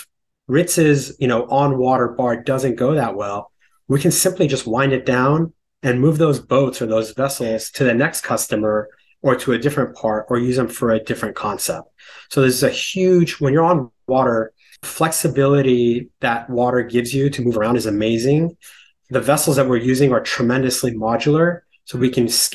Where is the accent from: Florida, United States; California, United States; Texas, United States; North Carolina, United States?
California, United States; moved away as an adult; now in New York City, United States; I grew up in California. I moved to New York in 2001 on Wall Street.